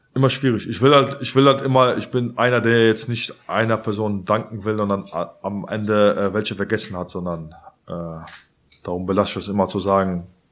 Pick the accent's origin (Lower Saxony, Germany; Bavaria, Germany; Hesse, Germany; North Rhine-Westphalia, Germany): North Rhine-Westphalia, Germany; Cologne; ich bin halt Kölner und ich bin halt FC